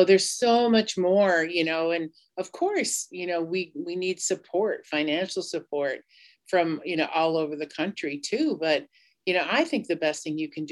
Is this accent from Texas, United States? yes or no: no; Cheyenne River Sioux Tribe, South Dakota, United States; I'm from the Minicoju Lakota Band of the Cheyenne River Sioux Tribe